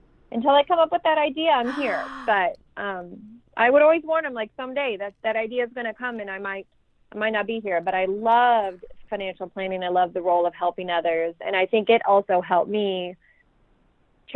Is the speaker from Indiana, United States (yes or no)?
yes; Fort Wayne, Indiana, United States; moved away as an adult; now in Bedford, United States; I'm from Fort Wayne, Indiana